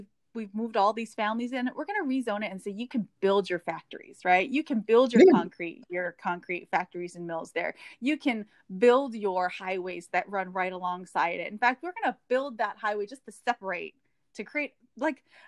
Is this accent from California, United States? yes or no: no; Hawaii, United States; I grew up in Hawaii